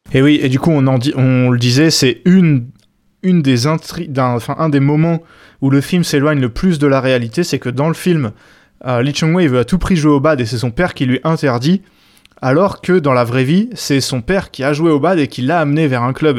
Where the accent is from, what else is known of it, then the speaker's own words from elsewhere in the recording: France; en tant que Français